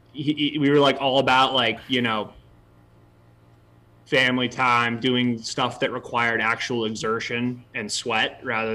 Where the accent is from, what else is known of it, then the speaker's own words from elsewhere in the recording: San Diego, California, United States; we grew up in La Jolla